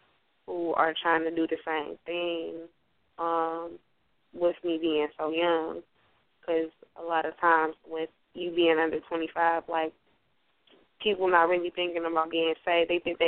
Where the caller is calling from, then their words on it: Detroit, Michigan, United States; I'm calling from Detroit, Michigan.